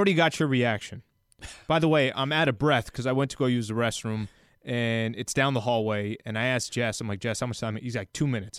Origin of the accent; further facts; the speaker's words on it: San Diego, California, United States; I'm born and raised in San Diego, right?